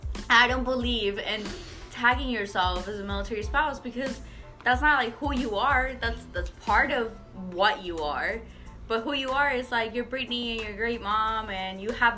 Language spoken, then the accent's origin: English; Colombia; moved away; I am 22. I'm a foreigner. I was born in Colombia.